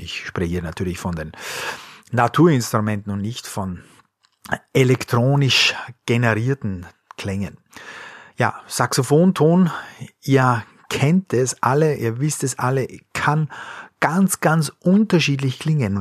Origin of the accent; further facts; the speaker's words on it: Austria; moved away; also born or lived in Bavaria; ich bin Österreicher